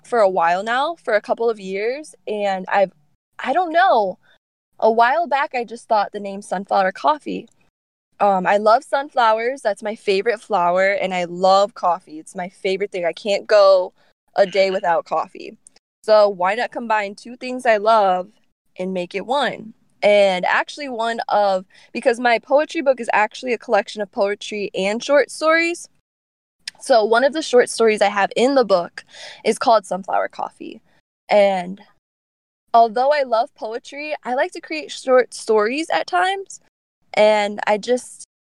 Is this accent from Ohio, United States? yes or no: yes; Lorain, Ohio, United States; I'm from Lorain, Ohio